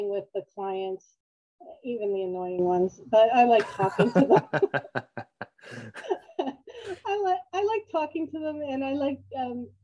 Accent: Upper Darby, Pennsylvania, United States; also born or lived in Maryland; I'm from the Philadelphia area, and I grew up in Upper Darby

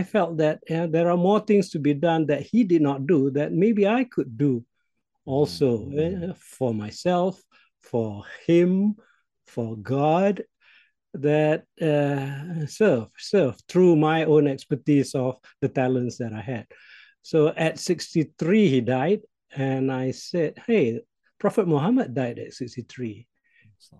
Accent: Malaysia; first language Malay; English is a second language; my native language in Malaysia, the Malay language.

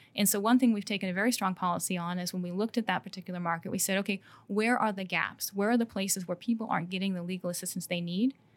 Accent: Downs, Illinois, United States; I grew up side, just outside of Downs

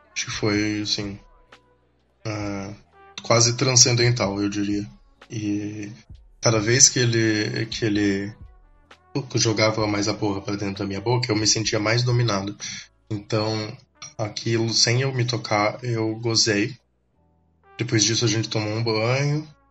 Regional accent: São Paulo, Brazil; eu sou de São Paulo

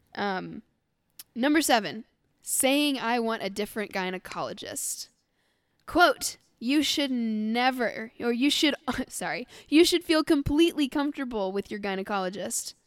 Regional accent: Scotland, United Kingdom; I'm fucking Scottish

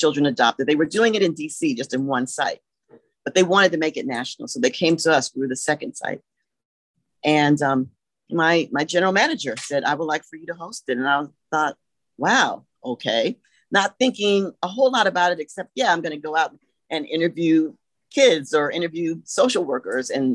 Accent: Columbia, United States; moved away as an adult; one of my best friends that I grew up with in Columbia

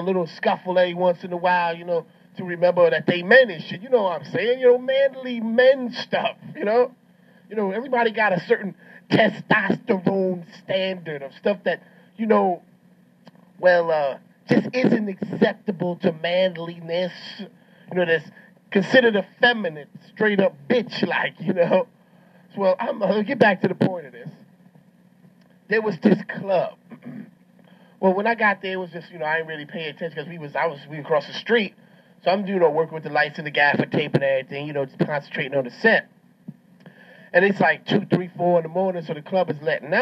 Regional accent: New York, United States; I'm from New York

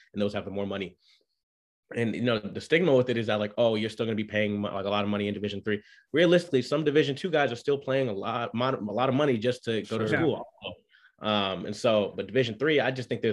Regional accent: Orange County, California, United States; moved away as an adult; also born or lived in Boston, Massachusetts; now in Greenville, United States; I'm originally from Orange County, California. Grew up there my whole life.

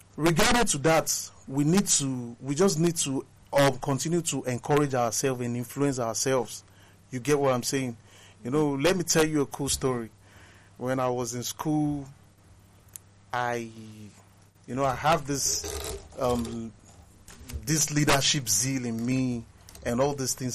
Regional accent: Nigeria; we are all Nigerian

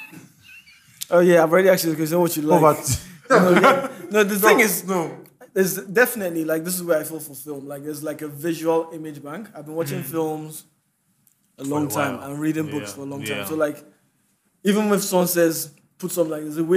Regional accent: Egbeda, Lagos, Nigeria; I grew up in Egbeda

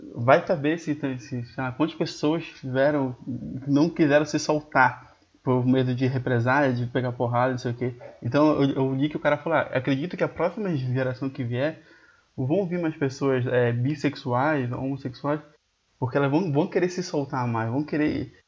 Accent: Belém, Pará, Brazil; now in Curitiba, Brazil; Eu sou de Belém

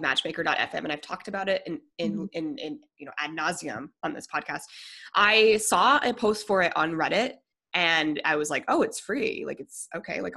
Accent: Denver, Colorado, United States; I'm from Denver originally

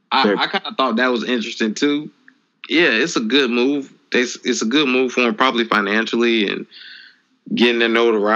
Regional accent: Raleigh, North Carolina, United States; when you coming from the middle of D.C. and then I tell you I'm from Raleigh.

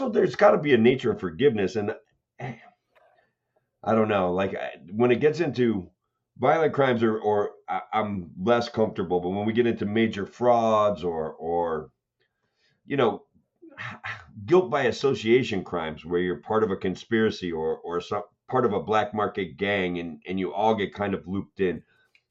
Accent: United States; as an American

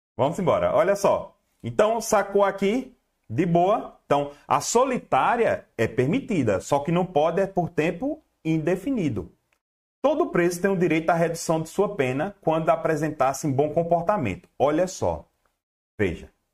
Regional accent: Garanhuns, Pernambuco, Brazil; Eu, sou do Nordeste, rapaz. Eu moro, eu sou de Garanhuns, Pernambuco

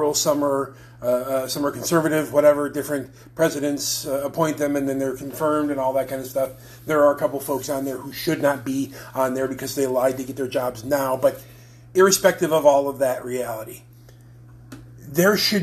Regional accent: United States; I'm an American

